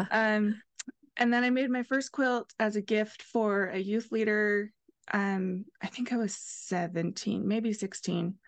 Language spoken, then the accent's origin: English; Ohio, United States; now in Utah, United States; I grew up in Ohio, and I live in Utah now